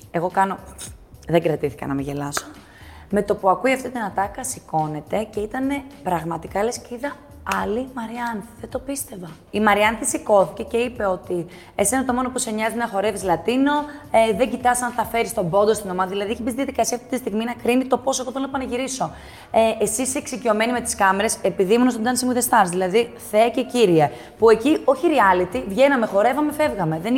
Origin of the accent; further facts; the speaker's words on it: Athens, Attica, Greece; born there; Εγώ έχω γεννηθεί στην Αθήνα. Ναι. Ε, η μαμά μου είχε γεννηθεί στο Καζακστάν.